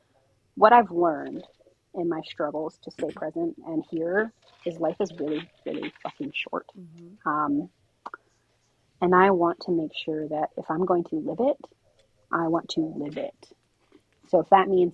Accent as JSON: {"language": "English", "town": "Princeton", "region": "New Jersey", "country": "United States", "tie": "born or raised there", "said": "I grew up right next to Princeton University. I grew up in Princeton. I am a Princeton kid through and through."}